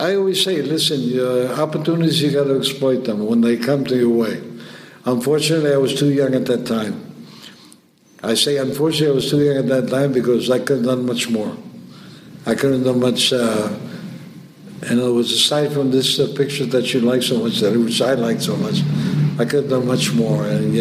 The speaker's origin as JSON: {"language": "English", "region": "New York", "country": "United States", "tie": "born or raised there", "moved": "as an adult", "lives_now": "Havana, Cuba", "said": "I was brought up in New York, raised in New York, 18 years old"}